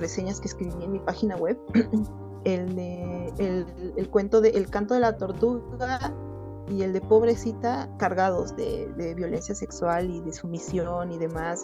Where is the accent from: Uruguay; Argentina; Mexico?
Mexico; soy de México